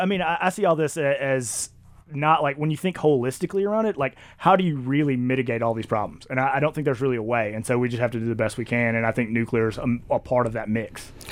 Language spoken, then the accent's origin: English; Mississippi, United States; I come from Mississippi